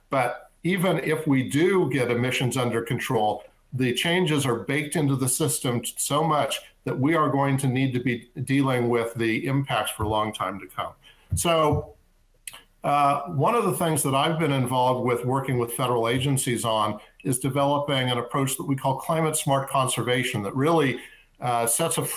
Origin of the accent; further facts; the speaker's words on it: Southern California, United States; I grew up in Southern California.